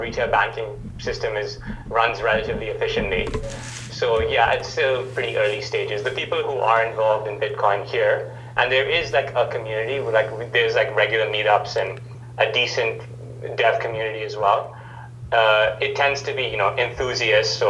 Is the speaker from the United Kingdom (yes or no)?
no; Dubai, United Arab Emirates; moved away as an adult; now in Auckland, New Zealand; I'm originally from Dubai, so I grew up in Dubai in the Middle East.